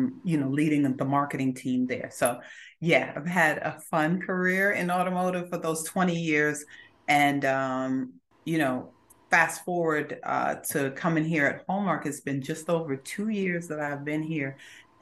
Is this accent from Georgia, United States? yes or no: yes; Augusta, Georgia, United States; also born or lived in Brooklyn, New York; when I was six, we left Brooklyn and we came to Augusta, Georgia, where I went to high school